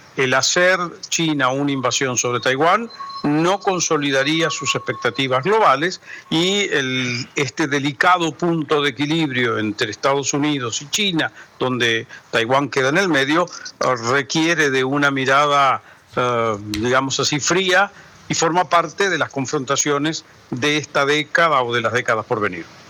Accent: Argentina; como argentino no hablo el chino

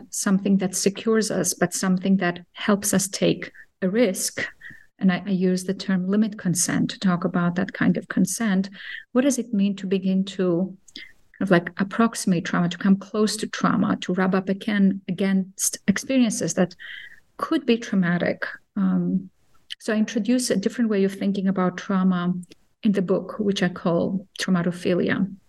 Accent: Cyprus; also born or lived in Athens, Greece; I grew up in a bicultural home and in two countries, between two countries. Cyprus, the Greek Cypriot part of Cyprus, which was divided in 1974, and Athens

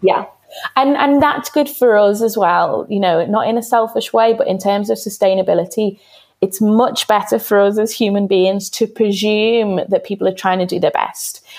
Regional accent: Liverpool, North West England, United Kingdom; growing up in Everton

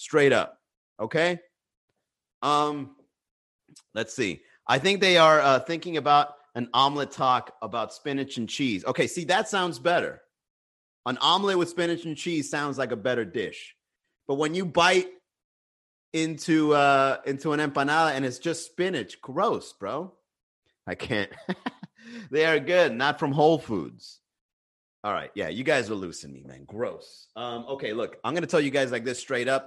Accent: United States; I'm American

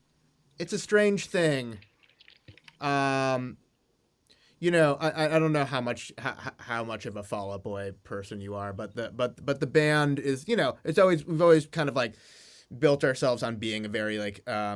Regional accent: Midwest, United States; I grew up in the Midwest

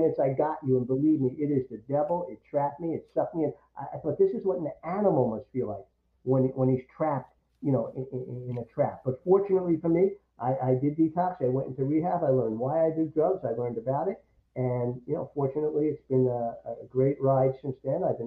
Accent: New York, United States; also born or lived in Syracuse; growing up in New York

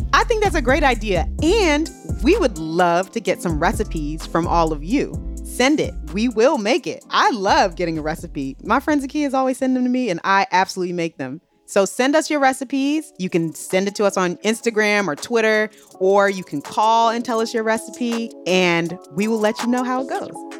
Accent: Maryland, United States; I grew up in Maryland.

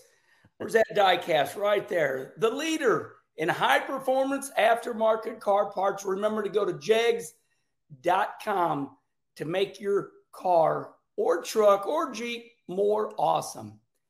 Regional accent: Arnold, Missouri, United States; moved away as an adult; also born or lived in North Carolina; my hometown of Arnold, Missouri.

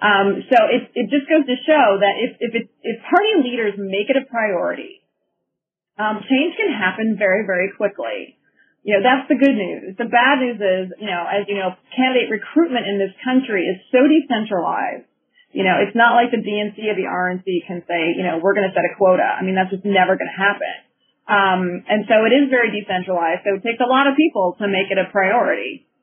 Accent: Minnesota, United States; I'm originally from Minnesota, and when I was growing up, we had very, very few women in our state legislature.

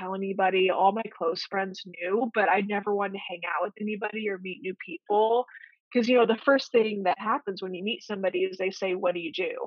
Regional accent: Illinois, United States; moved away as an adult; also born or lived in Omaha, Nebraska; I'm from Illinois originally

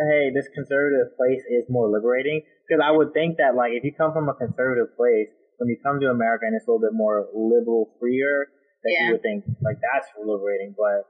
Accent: United States; I'm American

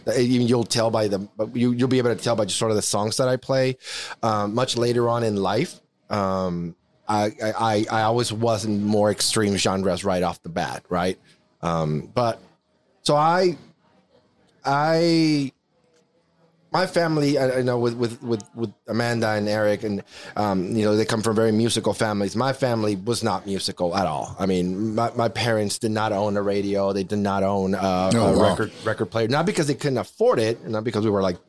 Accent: Mexico; English is a second language; now in United States; I was born and raised in Mexico. I did grow up in a border town

